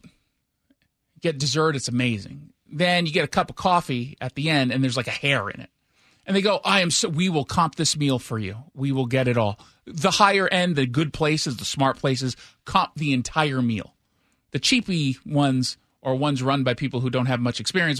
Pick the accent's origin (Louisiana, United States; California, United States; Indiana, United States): California, United States; Los Angeles; moved away; I'm from Los Angeles